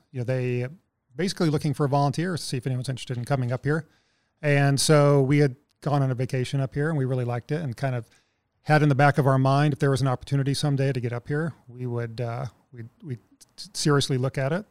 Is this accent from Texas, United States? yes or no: yes; Texas, United States; moved away as an adult; now in Anchorage, United States; I'm originally from Texas, but I've been here for about seventeen years now